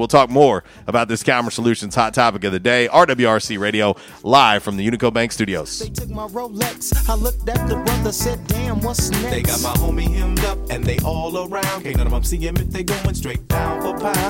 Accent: St. Petersburg, Florida, United States; moved away; When I grew up in St. Petersburg, Florida

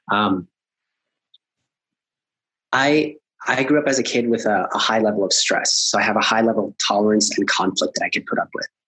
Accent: Colombia; I'm I'm originally from Colombia and I see a lot of ambition and po- like possibility with with doing work with them in in South America.

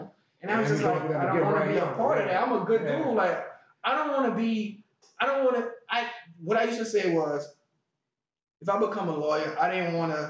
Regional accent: Hollywood, California, United States; Because I'm from Hollywood. I've never had a lobster day in my life.

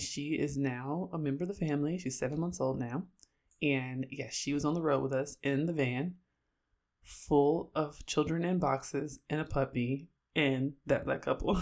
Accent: Oakland, California, United States; moved away as an adult; now in Syracuse, United States; I'm from Oakland

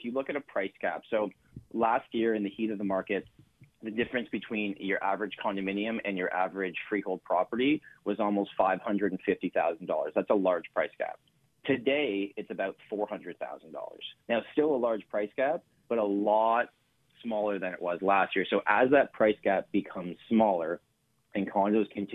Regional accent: Canada

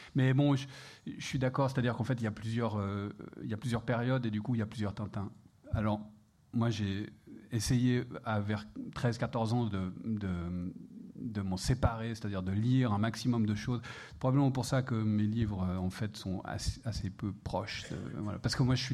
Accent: Geneva, Switzerland; je suis suisse, euh, je viens de Genève.

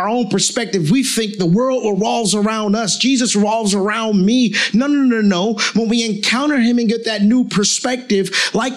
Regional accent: Newark, New Jersey, United States; I was born and raised in Newark, New Jersey.

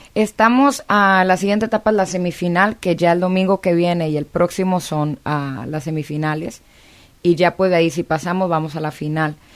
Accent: China, Nuevo León, Mexico; also born or lived in South Texas; now in Los Angeles, United States; crecí en, China, Nuevo León, luego nos mudamos al sur de Texas

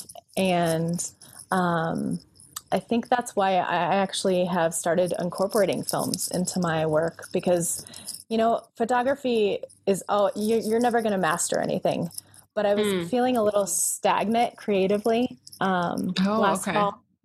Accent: Colorado, United States; also born or lived in California; I was born here in Colorado

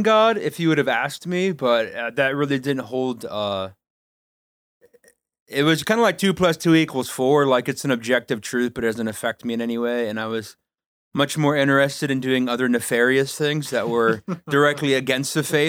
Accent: Kadoka, South Dakota, United States; So I am from Kadoka, South Dakota, the 605.

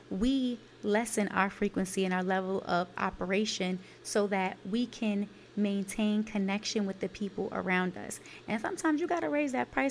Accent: New York City, New York, United States; I'm from Brooklyn, New York, Canarsie, East New York, Brookline Projects.

